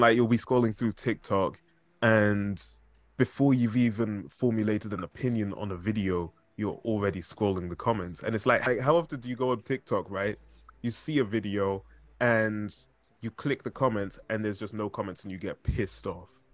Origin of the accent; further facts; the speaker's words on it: Zimbabwe; I'm from Zimbabwe